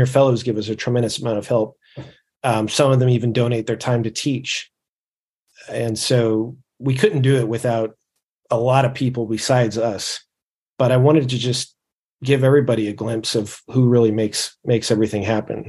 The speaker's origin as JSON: {"language": "English", "region": "California", "country": "United States", "tie": "born or raised there", "said": "Before that, I grew up in California, you know, was raised a Catholic, I guess, nominally."}